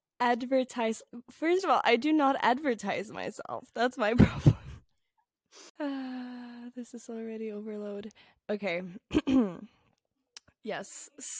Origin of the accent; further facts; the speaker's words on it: Norway; I am 20 years old, and I'm from Norway.